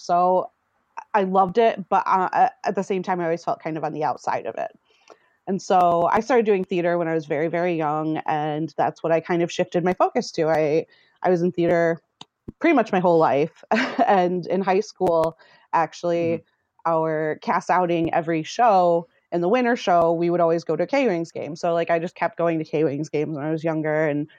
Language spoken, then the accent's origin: English; Michigan, United States; So I grew up in Michigan. So hockey is everywhere in Michigan. I'm from a very small town.